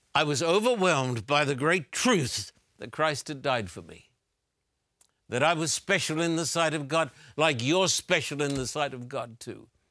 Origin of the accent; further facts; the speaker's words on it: Brisbane, Queensland, Australia; when I was a teenager growing up in Brisbane, Australia